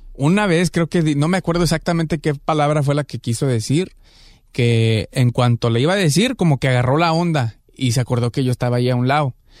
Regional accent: Guadalajara, Jalisco, Mexico; now in Los Angeles, United States; de Guanatos, Colonia Lagos de Oriente

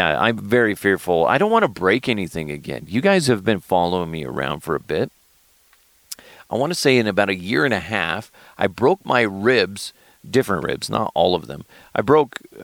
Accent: Thornton, Colorado, United States; my hometown of Thornton, Colorado

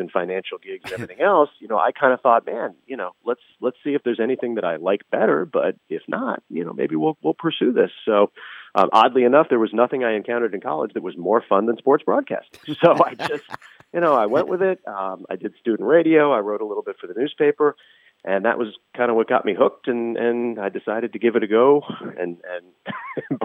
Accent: Los Angeles, California, United States; also born or lived in San Francisco Bay Area, United States; I grew up in Los Angeles

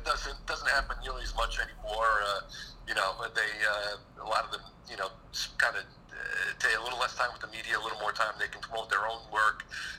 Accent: Western Connecticut, United States; now in New York, United States; But I grew up just across the border in Western Connecticut.

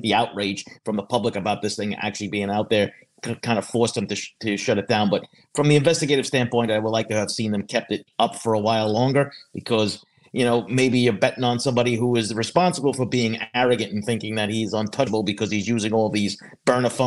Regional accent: Long Island, New York, United States; I grew up on Long Island. I didn't live too far from Massapequa Park

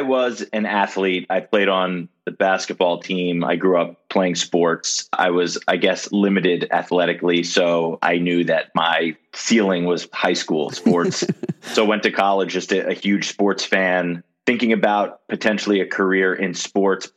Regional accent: Miami, Florida, United States; moved away as an adult; my hometown, University of Miami

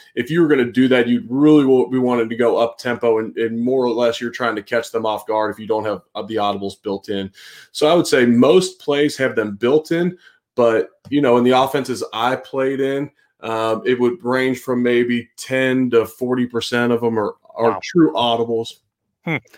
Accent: Cincinnati, Ohio, United States; moved away; I'm originally from Cincinnati

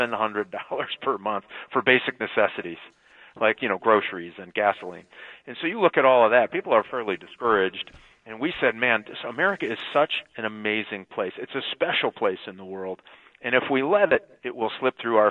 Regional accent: Michigan, United States; I've been part of Michigan for over 40 years, and this is my home state, and my family's all here

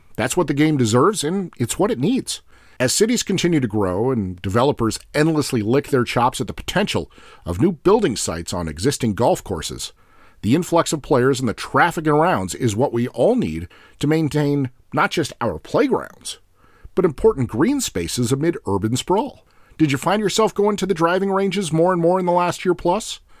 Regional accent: United States; I'm also an American

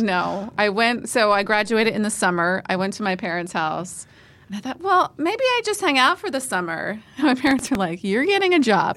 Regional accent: Northumberland County, Pennsylvania, United States; I was born in Northumberland County

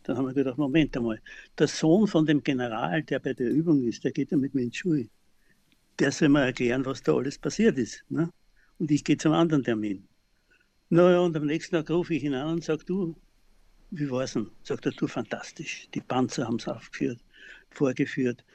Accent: Klosterneuburg, Lower Austria, Austria; ich wohne ja seitdem ich geboren bin in Klosterneuburg im Haus meines Großvaters

